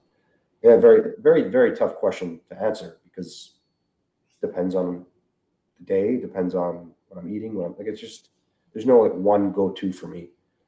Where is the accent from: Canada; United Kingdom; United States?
Canada; we're from Canada